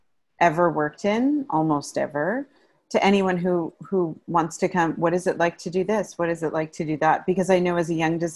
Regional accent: Canada; as a Canadian theater designer, you only make so much money

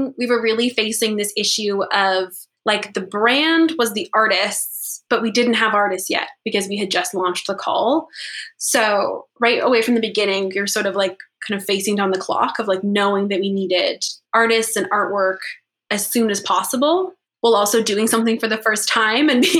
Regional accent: Toronto, Ontario, Canada; also born or lived in Montreal; now in Victoria, Canada; I'm from Toronto

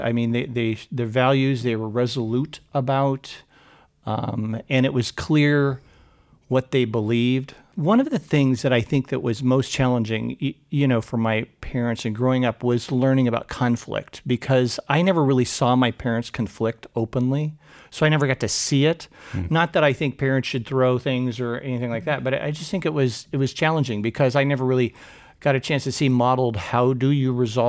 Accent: Portland, Oregon, United States; So I grew up here in Portland. I'm a third generation Oregonian.

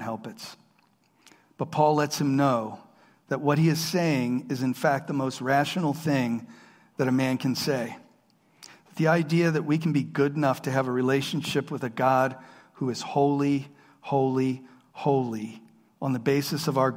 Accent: Harrisburg, Pennsylvania, United States; I grew up around here in Harrisburg

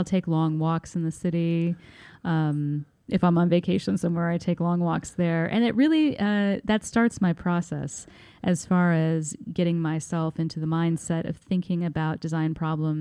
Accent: Bloomington, Indiana, United States; moved away as an adult; now in New York, United States; I'm from Bloomington, Indiana, which is a lovely town in southern Indiana.

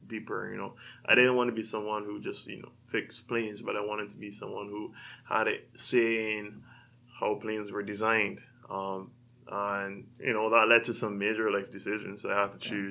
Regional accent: Barbados; moved away as an adult; also born or lived in Washington, D.C.; now in California, United States; So I'm from a small island in the Caribbean, Barbados. I grew up, spent the first 18 years of my life there

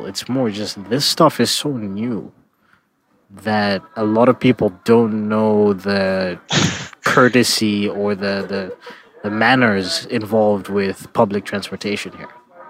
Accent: Canada; moved away as an adult; now in China; if I say Canada

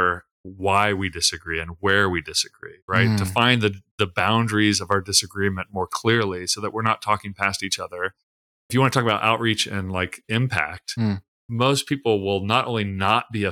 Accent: Tulsa, Oklahoma, United States; I grew up in Tulsa, Oklahoma, which is like the televangelist

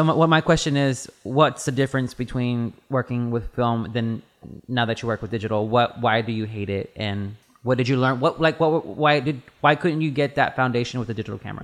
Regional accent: Baytown, Texas, United States; moved away; I'm not from Austin. I'm from, um, Bay, from Baytown

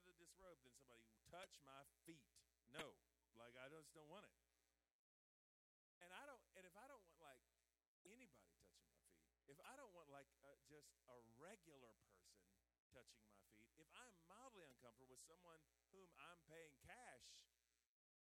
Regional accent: the South, United States; I'm from the South

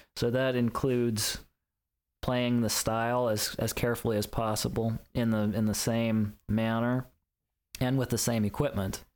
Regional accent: Lynchburg, Virginia, United States; moved away; also born or lived in Chicago; my hometown of Lynchburg

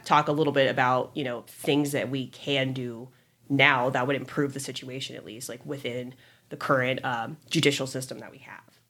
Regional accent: Orange County, California, United States; growing up in Orange County

